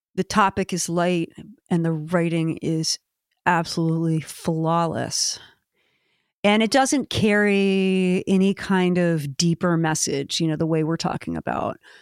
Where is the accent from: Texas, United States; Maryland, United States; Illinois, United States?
Maryland, United States; my home state